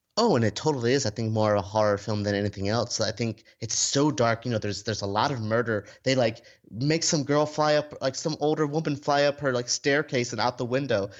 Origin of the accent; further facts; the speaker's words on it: Florida, United States; I grew up in Florida where we've never had a toy store this big